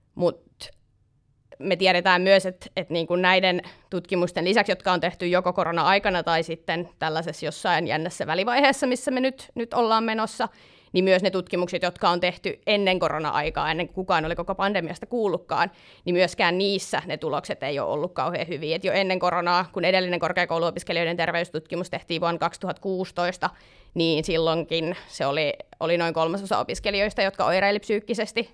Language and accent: Finnish; Tampere, Pirkanmaa, Finland; moved away as an adult; now in Helsinki, Finland; maantieteellisesti mä tuun Tampereelta, mutta nykyään asun Helsingissä